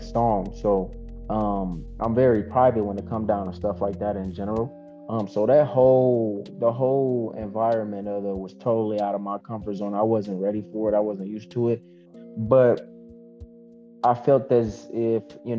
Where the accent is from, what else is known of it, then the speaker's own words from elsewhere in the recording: Zion, Illinois, United States; now in Kenosha, United States; I'm from Zion, Illinois, but I'm in Kenosha, Wisconsin now